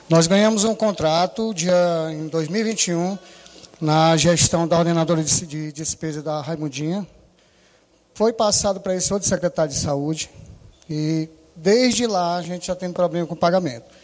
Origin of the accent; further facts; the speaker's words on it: Juazeiro do Norte, Ceará, Brazil; Eu venho lá de Juazeiro do Norte para dar essa fala de cinco minutos